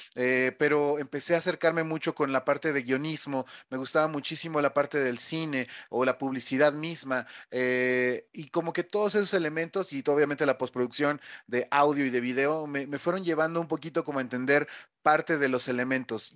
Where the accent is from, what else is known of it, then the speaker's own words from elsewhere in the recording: Mexico City, Mexico; yo soy de la Ciudad de México